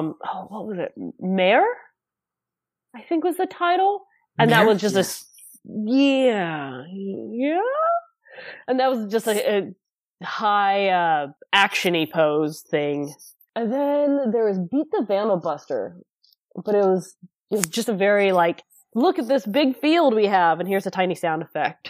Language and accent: English; near San Francisco, California, United States; I moved back to my hometown, which, again, is not that far from San Francisco